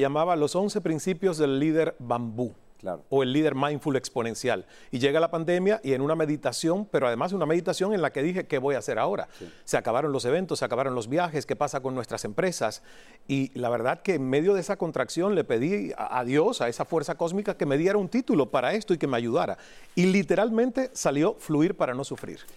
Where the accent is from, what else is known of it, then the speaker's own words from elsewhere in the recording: Cuba; moved away as an adult; also born or lived in Toronto, Canada; a los 28 años me rompí cuando era mesero en Toronto, Canadá. Saliendo de Cuba